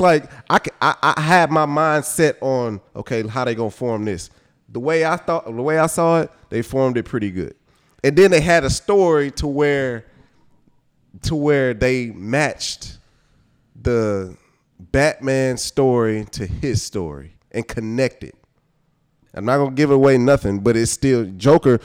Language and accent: English; Houston, Texas, United States; Growing up in Houston, listen to, like, all our screw culture